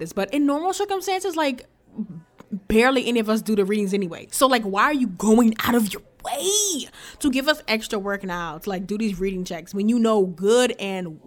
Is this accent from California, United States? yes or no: no; New Orleans, Louisiana, United States; I am a senior from New Orleans